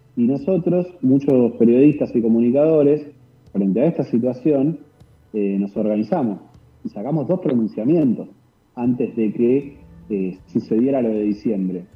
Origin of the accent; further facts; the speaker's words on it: Buenos Aires, Argentina; now in Chubut, Argentina; yo soy de Buenos Aires, sí. yo en realidad nací en Buenos Aires, estoy viviendo acá